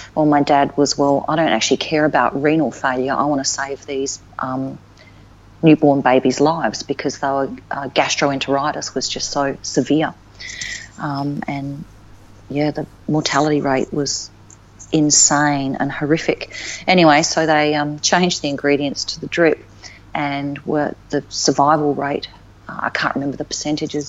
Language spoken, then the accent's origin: English; Alice Springs, Northern Territory, Australia; also born or lived in Melbourne; now in Darwin, Australia; growing up in Alice as a kid